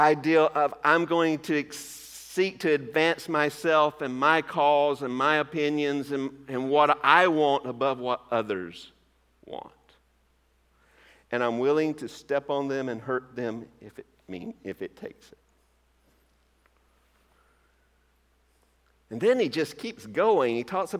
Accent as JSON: {"language": "English", "region": "Georgia", "country": "United States", "said": "My home state of Georgia"}